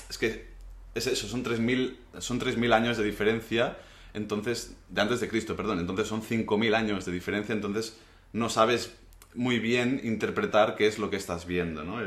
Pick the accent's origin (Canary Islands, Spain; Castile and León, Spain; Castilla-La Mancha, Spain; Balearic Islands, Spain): Balearic Islands, Spain; Menorca; mi punto de vista como menorquín